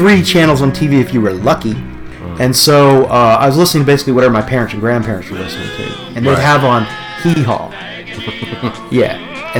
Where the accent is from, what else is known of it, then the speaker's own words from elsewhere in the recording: Beckley, West Virginia, United States; And I come from West Virginia, Beckley, West Virginia. And my relatives, coal miners, truck drivers, mm-hmm. you know. My grandmother was a first generation Italian immigrant.